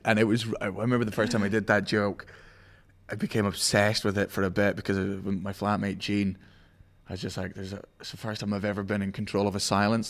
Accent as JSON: {"language": "English", "region": "Scotland", "country": "United Kingdom", "said": "I'm Scottish"}